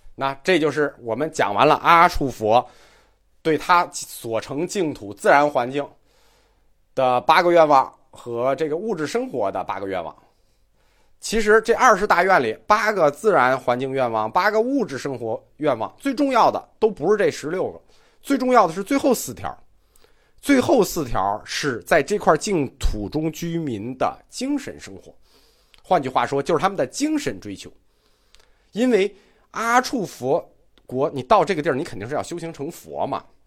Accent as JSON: {"language": "Chinese", "country": "China", "said": "我们中国人爱拜拜很爱啊"}